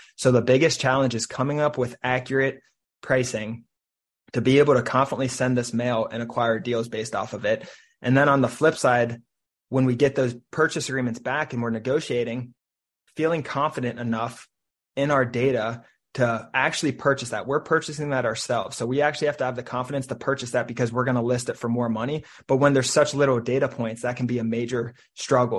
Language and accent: English; Cincinnati, Ohio, United States; now in Saint Petersburg, United States; I'm from Cincinnati, Ohio